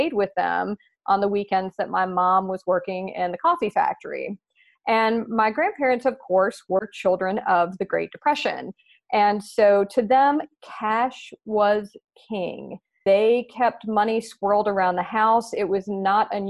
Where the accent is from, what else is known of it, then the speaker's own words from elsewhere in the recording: the South, United States; accent: Southern; now in Nashville, United States; my Southern accent